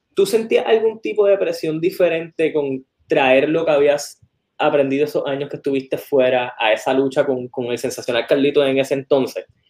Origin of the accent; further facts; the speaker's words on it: West, Puerto Rico; also born or lived in Lajas; yo soy del West